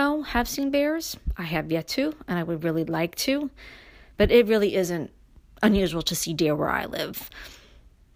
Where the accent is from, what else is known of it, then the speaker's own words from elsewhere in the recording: New York City, New York, United States; moved away; me growing up in Brooklyn and moving to upstate New York